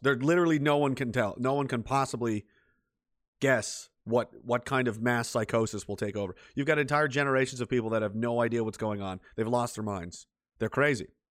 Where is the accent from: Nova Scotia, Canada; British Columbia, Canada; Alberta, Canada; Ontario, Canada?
Nova Scotia, Canada; Pictou; I'm from Pictou